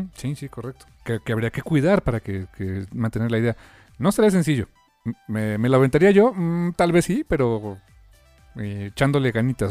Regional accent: Mexico; nosotros como mexicanos

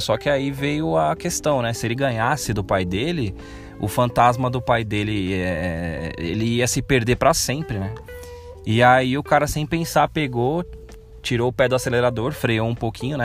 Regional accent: Brazil; como bom brasileiro

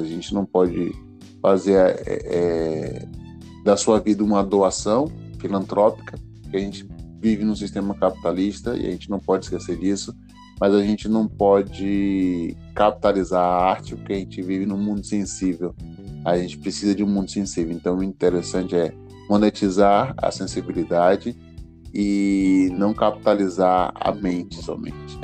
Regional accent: Alagoinhas, Bahia, Brazil; also born or lived in São Paulo; eu passo minha infância, adolescência em Alagoinhas

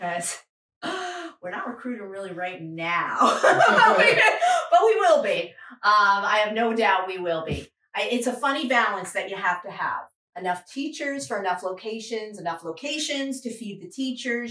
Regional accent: New York, United States; also born or lived in Fayetteville, North Carolina; now in Fuquay-Varina, United States; I'm from New York and I'm from the Northeast

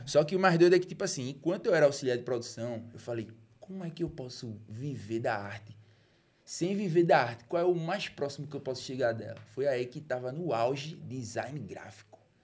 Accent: Recife, Pernambuco, Brazil; also born or lived in Juazeiro do Norte, Ceará; Eu fui feito no Recife, nasci no Juazeiro e voltei pra morar no Recife

